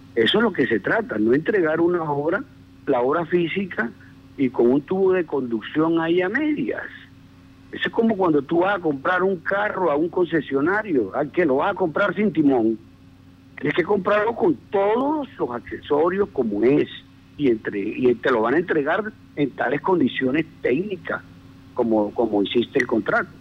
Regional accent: Costeño, Caribbean coast, Colombia; moved away; yo me considero yo paleño, a pesar de que yo soy costeño, yo vivo aquí hace 28 años

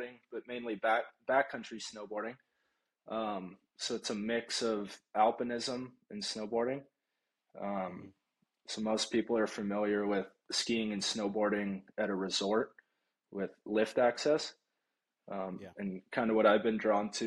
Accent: Florida, United States; moved away; I grew up in Florida

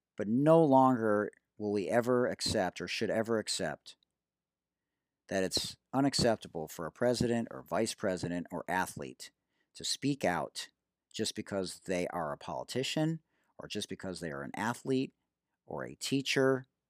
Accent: Detroit, Michigan, United States; I'm from Detroit and I was integrated at fifth, in fifth grade going from a private Jewish day school to a public school

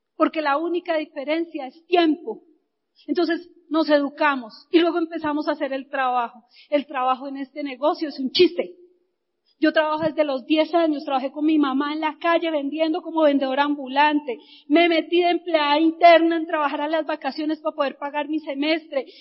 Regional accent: Bogotá, Colombia; Yo nací, viví, crecí en Ciudad Bolívar

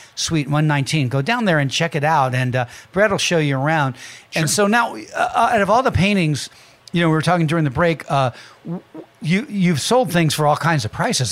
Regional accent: California, United States; I was from California

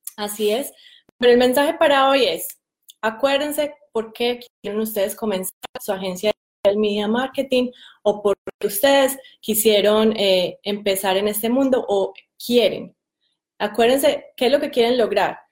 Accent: Medellín, Antioquia, Colombia; moved away; yo soy de Medellín

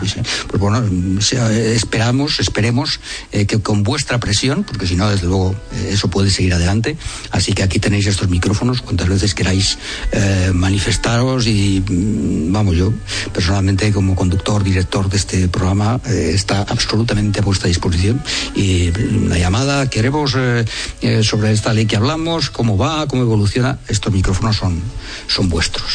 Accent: Spain; Somos los españoles

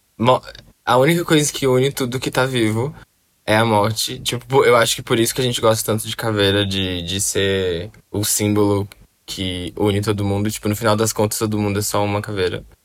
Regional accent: Belo Horizonte, Minas Gerais, Brazil; now in São Paulo, Brazil; Belo Horizonte, de onde eu sou

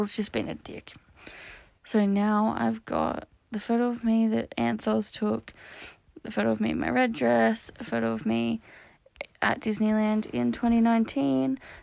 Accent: Canberra, Australian Capital Territory, Australia; my hometown is Canberra because I'm Canberran born and raised

